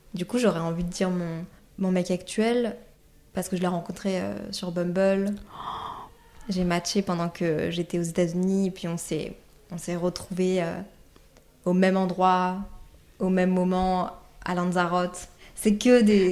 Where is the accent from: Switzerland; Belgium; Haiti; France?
Belgium; Brussels, Brussels-Capital Region; moved away as an adult; also born or lived in Montreal, Canada; je viens de Bruxelles de base